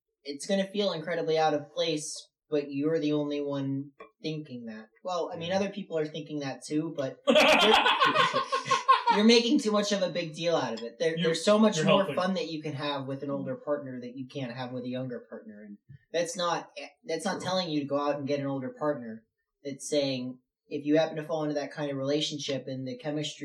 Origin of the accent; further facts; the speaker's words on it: Philadelphia, Pennsylvania, United States; I am from Philadelphia